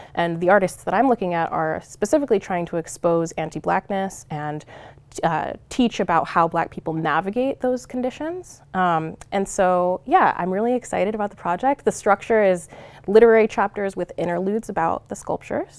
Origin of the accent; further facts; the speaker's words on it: Long Beach, California, United States; moved away as an adult; also born or lived in Cerritos, California; now in Oregon, United States; I'm originally from Southern California. I split my time between Long Beach and Cerritos, California